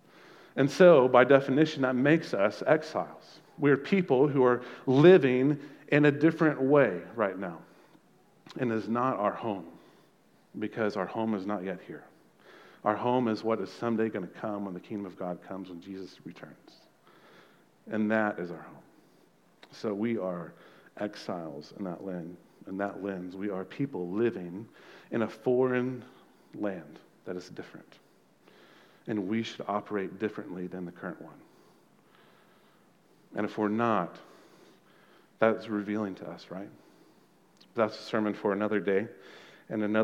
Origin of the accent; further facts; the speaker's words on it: Texas, United States; we're Americans, we're Texans, and we're Aggies